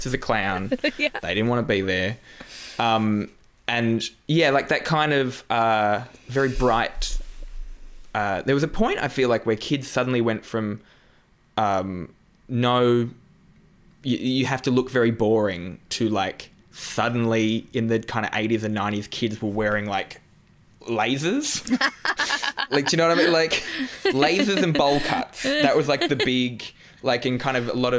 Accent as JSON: {"language": "English", "town": "Newcastle", "region": "New South Wales", "country": "Australia", "tie": "born or raised there", "moved": "yes", "said": "I grew up in Newcastle, which is, like, it's actually pretty similar to the Newcastle of the UK"}